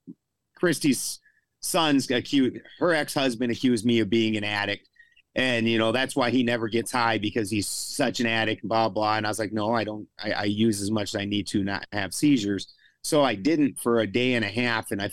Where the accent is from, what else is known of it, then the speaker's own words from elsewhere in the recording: South Dakota, United States; also born or lived in Colorado; I'm from South Dakota